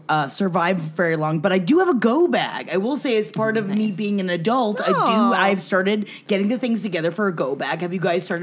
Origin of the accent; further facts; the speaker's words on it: New York City, New York, United States; now in Los Angeles, United States; Even though, again, we grew up in Queens, I can take care of myself